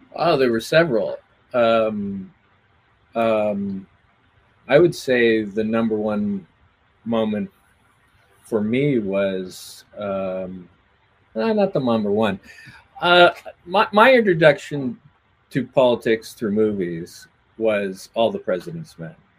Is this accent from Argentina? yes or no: no; Atlantic Canada, Canada; I'm from Atlantic Canada